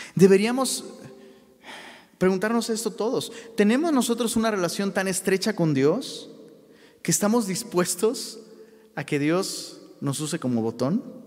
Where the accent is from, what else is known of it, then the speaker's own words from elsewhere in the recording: Taxco, Guerrero, Mexico; moved away; allá en la ciudad de Tasco, de donde soy originario.